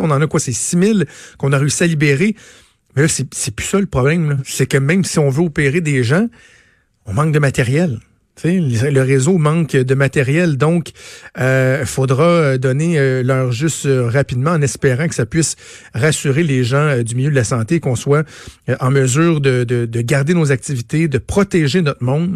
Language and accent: French; Quebec, Canada; chez nous au Québec